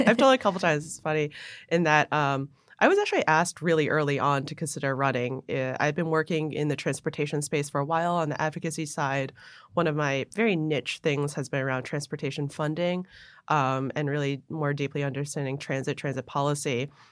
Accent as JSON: {"language": "English", "town": "Buffalo", "region": "New York", "country": "United States", "tie": "born or raised there", "also_born_or_lived": "Hong Kong / New Jersey", "moved": "as an adult", "said": "when I was 10, we moved up to Buffalo, New York, mm-hmm. where generally I say I grew up in Buffalo"}